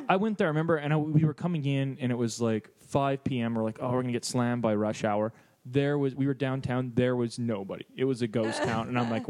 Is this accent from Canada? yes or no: yes; Canada; I'm Canadian.